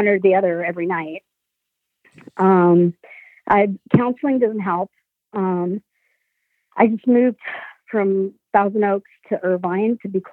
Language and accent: English; Sicily, Italy; now in United States; I was born in Italy, Sicily. So my whole family came to the United States in 1972.